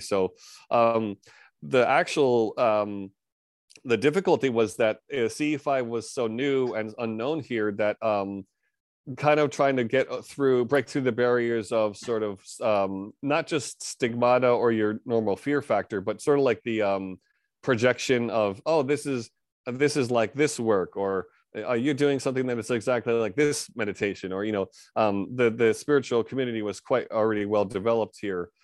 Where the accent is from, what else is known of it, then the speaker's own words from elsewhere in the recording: New York area, United States; moved away as an adult; now in Japan; born and raised in America, New York area